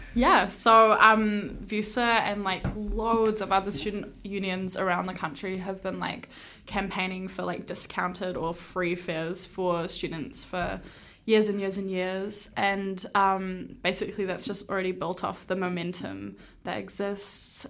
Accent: Hamilton, Waikato, New Zealand; moved away as an adult; now in Wellington, New Zealand; I am born and raised in Hamilton

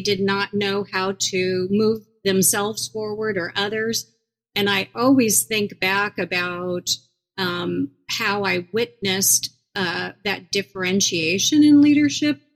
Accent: Iowa, United States; moved away as an adult; also born or lived in New York City / Minneapolis; now in Des Moines, United States; my home state of Iowa

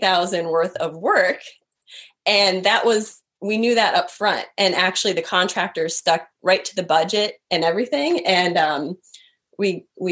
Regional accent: Wisconsin, United States; moved away; I was born and raised in Wisconsin.

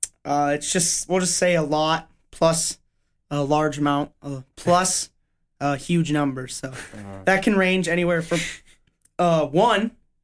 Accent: Denver, Colorado, United States; Yeah, I'm from Denver, so shout out 303, any of my Denver area listeners or just Colorado

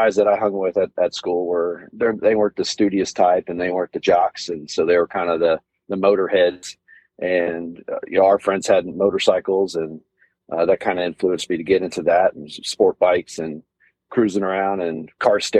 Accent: Southlake, Texas, United States; I was born in Southlake, Texas, which is a kind of little suburb of the Dallas-Fort Worth area here

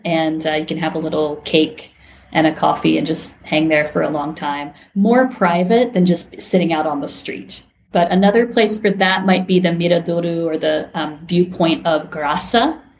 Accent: Ohio, United States; moved away as an adult; also born or lived in Japan / Tokyo, Japan; now in Lisbon, Portugal; I grew up in Ohio, not like far from the beach.

